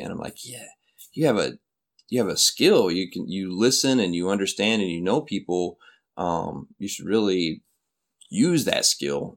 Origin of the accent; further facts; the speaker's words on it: Flint, Michigan, United States; moved away as an adult; also born or lived in Minnesota; now in South Korea; Flint, Michigan is my, is my hometown